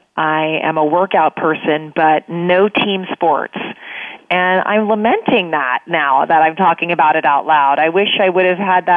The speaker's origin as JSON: {"language": "English", "town": "Pleasanton", "region": "California", "country": "United States", "tie": "born or raised there", "said": "But I grew up in Pleasanton, California, in North Bay, about 35 miles east of San Francisco, and I believe it is still known as Soccer Town USA."}